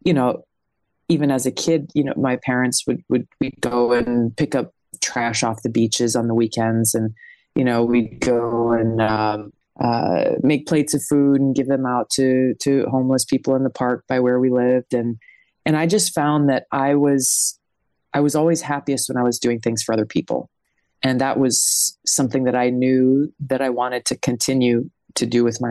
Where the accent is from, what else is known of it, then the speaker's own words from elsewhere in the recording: Hawaii, United States; also born or lived in American Samoa; my parents moved to Hawaii when I was 2 years old. So Hawaii's pretty much been home